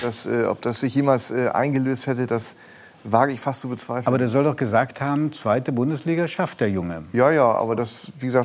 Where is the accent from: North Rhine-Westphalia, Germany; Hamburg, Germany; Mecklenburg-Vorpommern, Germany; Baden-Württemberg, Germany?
Hamburg, Germany; Harburg; Und ich komme ja aus Harburg und da, ist man, da war man immer traditionell auf, äh, auf Seiten des HSV tatsächlich. Obwohl ich jetzt ganz nah am Millantor-Stadion lebe